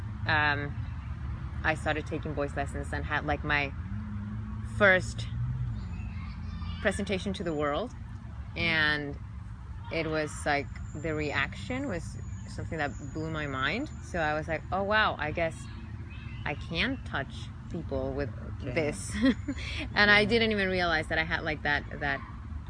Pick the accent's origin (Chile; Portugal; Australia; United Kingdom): Chile; English is a second language; moved away as an adult; also born or lived in New York; now in Los Angeles, United States; I was born and raised in Chile